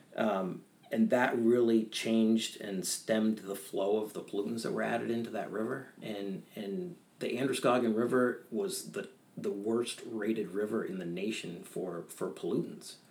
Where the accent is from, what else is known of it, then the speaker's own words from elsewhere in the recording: Bethel, Maine, United States; also born or lived in Peterborough, New Hampshire; I was raised in Bethel, Maine. I was actually born in Peterborough, Hampshire, New Hampshire, in 1976